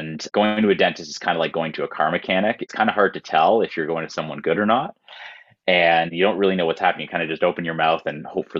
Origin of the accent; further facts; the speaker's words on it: Toronto, Ontario, Canada; I'm born and raised in Toronto.